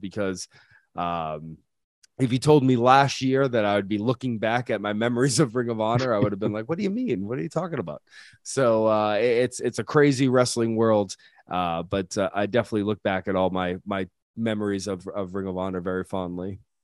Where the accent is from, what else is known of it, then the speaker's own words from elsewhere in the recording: New England, United States; we're all from the same area, we're all from the New England area